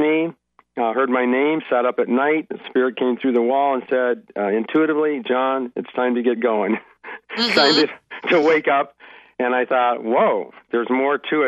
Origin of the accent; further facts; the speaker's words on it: Dakota Prairie, United States; now in Oregon, United States; I was raised on the Dakota Prairie